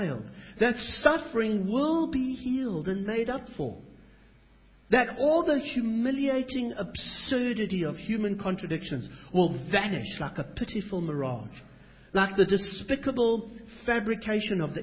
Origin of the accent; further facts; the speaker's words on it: South Africa; now in Australia; I'm a South African